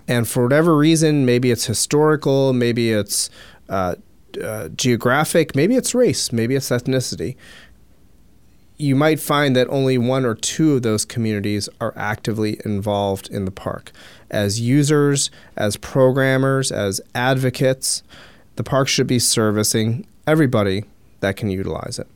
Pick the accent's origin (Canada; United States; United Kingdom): United States; Philadelphia, Pennsylvania; I grew up in the Philadelphia area